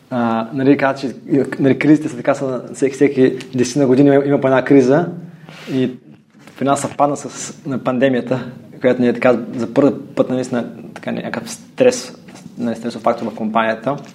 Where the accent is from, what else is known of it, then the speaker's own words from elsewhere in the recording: Stara Zagora, Stara Zagora Province, Bulgaria; moved away as an adult; also born or lived in Germany; аз съм на 38 години. А, от Стара Загора съм. Да, аз съм живял в Германия, там съм завършил висше образование. След това се върнах в България.